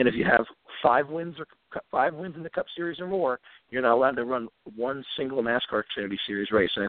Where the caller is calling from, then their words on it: Virginia, United States; … from Virginia.